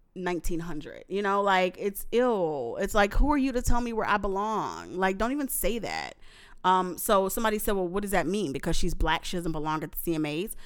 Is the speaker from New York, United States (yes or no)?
no; New Orleans, Louisiana, United States; I went to high school in New Orleans. I'm from New Orleans, so this is why this is a New Orleans reference from a New Orleans girl.